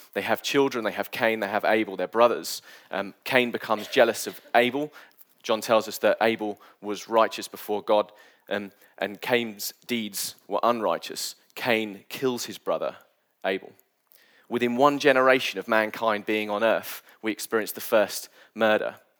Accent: United Kingdom; I'm British

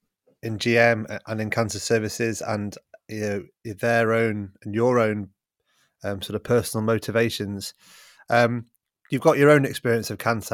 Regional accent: Manchester, North West England, United Kingdom; also born or lived in New Zealand; because being a Mancunian, where else would I work but in the largest single site cancer centre in Europe?

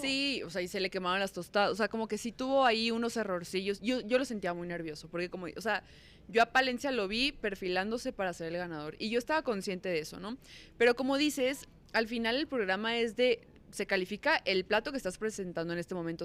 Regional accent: Sonora, Mexico; moved away as an adult; now in Mexico City, Mexico; Yo soy de Sonora y me vine a la Ciudad de México a trabajar en conducción

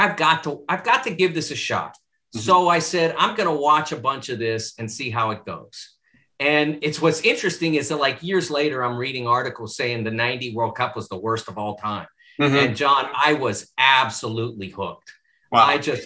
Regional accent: Pittsburgh, Pennsylvania, United States; I grew up in Pittsburgh in the 70s.

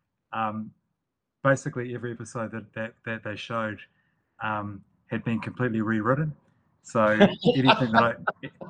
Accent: Northland, New Zealand; the people that I grew up around in Northland, I lived in a rural area

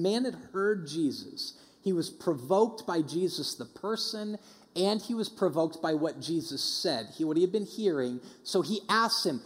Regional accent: Denver, Colorado, United States; when I grew up in Denver

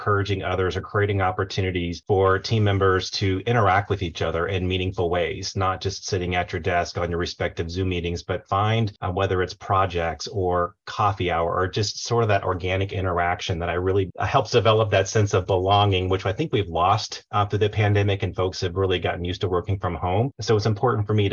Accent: Tampa Bay area, Florida, United States; now in Charlotte, United States; I'm originally from the Tampa Bay area, Florida, but have lived in Charlotte for almost 20 years now

